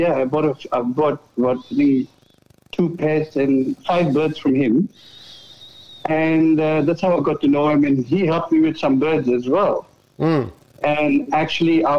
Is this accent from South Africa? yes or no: no; India; now in Perth, Australia; I'm from India